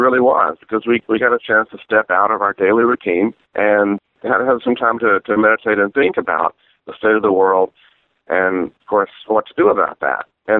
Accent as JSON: {"language": "English", "region": "the South", "country": "United States", "tie": "born or raised there", "said": "growing up in the South and fancying myself to be fairly progressive, I had never actually heard of the Highlander School."}